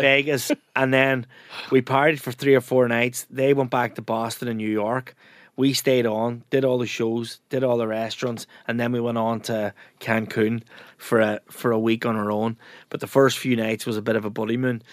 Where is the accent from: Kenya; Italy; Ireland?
Ireland; Ramelton, Ulster; moved away as an adult; also born or lived in United States; there's a slang term in Ramelton where I come from